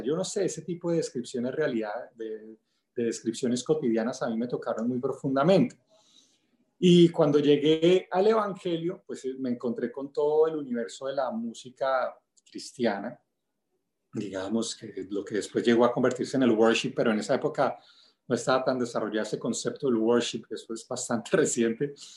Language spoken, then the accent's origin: Spanish; El Limón, Venezuela; moved away; also born or lived in Bogotá, Colombia; Nací pues en Bogotá, pero crecí en un pueblito de la costa venezolana que se llama El Limón.